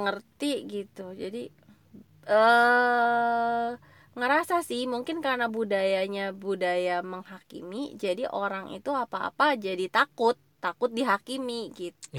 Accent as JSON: {"language": "Indonesian", "country": "Indonesia"}